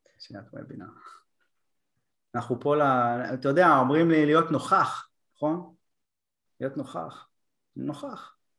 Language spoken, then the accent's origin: Hebrew; Bat Yam, Tel Aviv District, Israel; הילד מבת ים